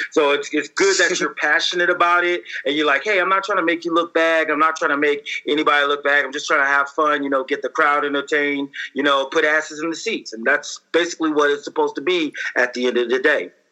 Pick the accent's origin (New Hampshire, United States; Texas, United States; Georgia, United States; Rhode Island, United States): Georgia, United States; Columbus; See, I don't know if you know this, but I'm actually from Georgia. I don't know if you heard of Columbus, Georgia.